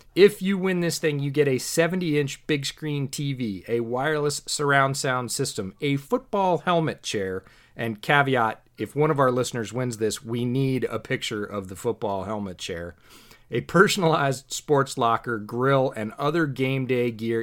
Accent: New York, United States; also born or lived in West Coast, United States; now in Washington, United States; I grew up in New York. I currently live on the West Coast.

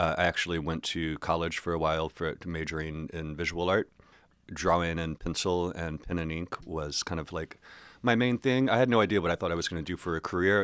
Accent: Hillsborough, North Carolina, United States; moved away as an adult; also born or lived in Chapel Hill, North Carolina; Hillsboro, which is where I grew up from when, from, like, uh, third grade to when I graduated high school

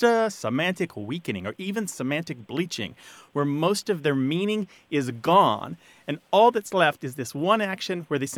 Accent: United States; I'm an American.

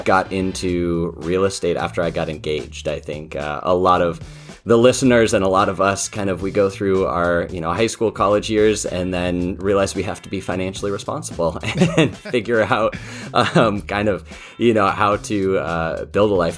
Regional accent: Colorado, United States; I grew up out in Colorado

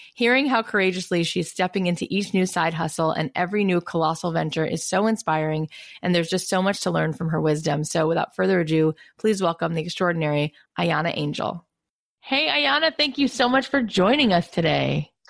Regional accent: East Coast, United States; now in West Coast, United States; I was born on the East Coast and then I've been out on the West Coast for I can't believe 16 years

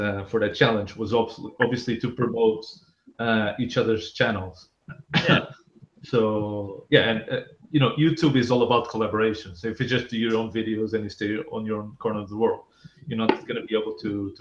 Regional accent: Portugal; moved away; I'm actually from Portugal

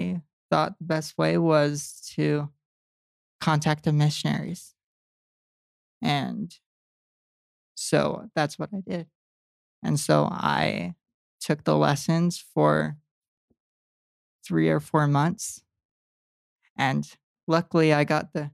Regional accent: West Valley City, Utah, United States; moved away as an adult; also born or lived in Arizona / Vernal, Utah; now in Tooele, United States; I grew up in West Valley.

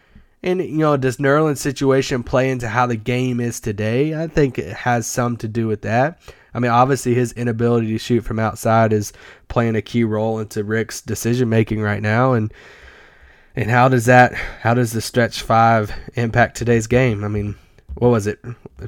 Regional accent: Kentucky, United States; I grew up in Kentucky, so, you know, all like hour and a half away from Lexington.

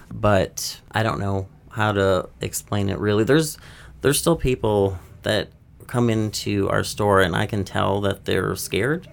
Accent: Upper Michigan, United States; also born or lived in Florida; now in Nashville, United States; I grew up in Upper Michigan

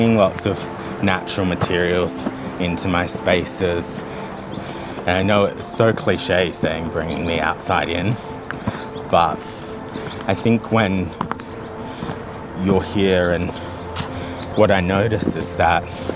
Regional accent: Australia; now in Tobermory, Isle of Mull, United Kingdom; growing up in Australia, like, our houses are really open plan

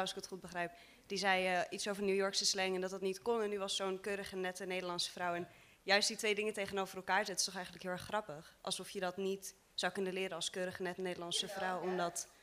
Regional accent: Amersfoort, Utrecht, Netherlands; ik ben opgegroeid in Amersfoort, dus daarom heb ik die R.

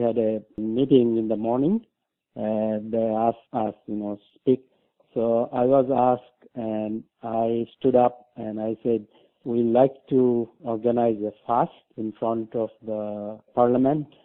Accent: Bangladesh; now in Mississauga, Canada; I'm originally from Bangladesh

